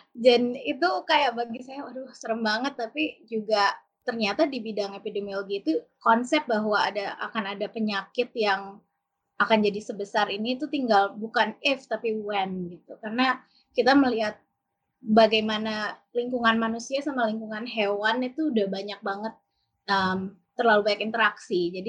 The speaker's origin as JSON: {"language": "Indonesian", "town": "Bogor", "region": "West Java", "country": "Indonesia", "tie": "born or raised there", "said": "saya kecilnya dulu di Bogor, jadi sekitar 12 kilo dari Bogor. Jadi desa, sih. bapak saya itu ternak ayam dan ibu saya itu perawat"}